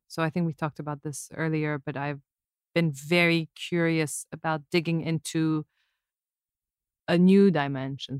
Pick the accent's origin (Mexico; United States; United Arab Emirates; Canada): United Arab Emirates; Abu Dhabi; When I was growing up in Abu Dhabi, it's like our whole lives revolved around the ocean